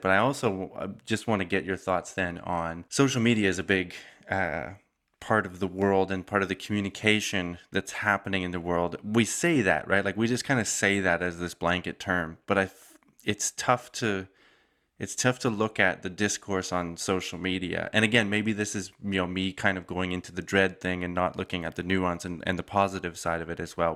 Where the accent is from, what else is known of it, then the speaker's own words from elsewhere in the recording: Calgary, Alberta, Canada; my hometown, Calgary